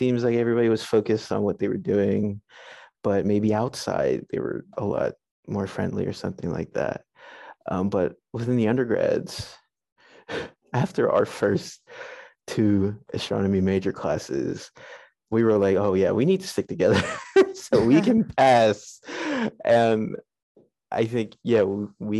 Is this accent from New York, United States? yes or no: no; Pittsburgh, Pennsylvania, United States; I grew up in Pittsburgh